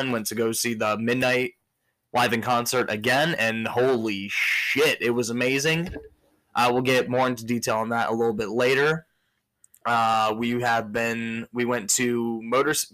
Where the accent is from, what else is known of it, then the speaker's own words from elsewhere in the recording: Michigan, United States; I'm from Michigan.